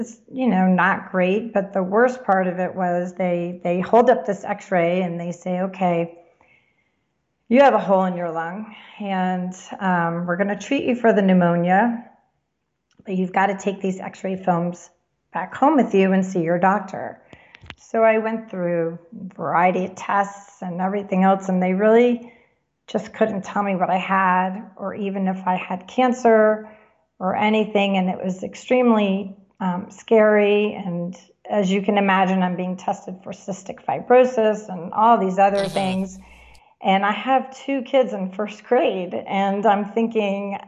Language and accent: English; Florida, United States; moved away; also born or lived in New Jersey; I grew up in Florida going to Disney